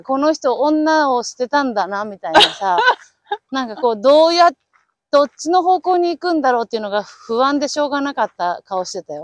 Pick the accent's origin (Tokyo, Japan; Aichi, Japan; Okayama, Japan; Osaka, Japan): Aichi, Japan; now in Arizona, United States; 私も愛知 出身です